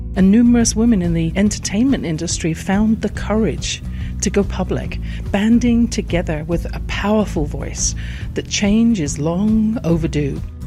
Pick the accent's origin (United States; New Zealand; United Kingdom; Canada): United Kingdom; England; born or raised there